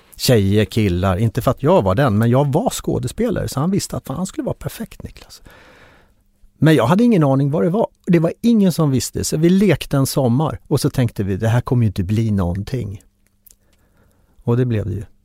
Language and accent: Swedish; Norra Langenö, Värmdö, Stockholm County, Sweden; vi växte upp på en eh, liten ö som heter Norra Langenö